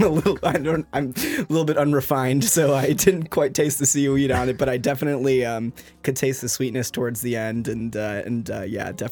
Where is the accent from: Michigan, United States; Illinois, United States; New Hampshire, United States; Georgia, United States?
Michigan, United States; moved away as an adult; also born or lived in Washington D.C. area; now in Washington D.C., United States; I'm from Michigan. Moved out to Washington D.C. area a couple years ago